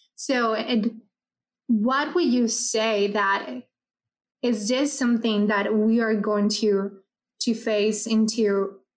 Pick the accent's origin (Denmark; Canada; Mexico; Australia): Mexico; Ciudad Juárez, Chihuahua; I come from from Juarez, Chihuahua